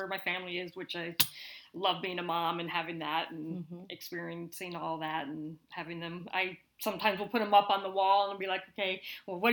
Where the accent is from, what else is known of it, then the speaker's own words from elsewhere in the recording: Lincoln, Nebraska, United States; also born or lived in Seattle / Las Vegas; I am a Lincoln native. Grew up here, went to school here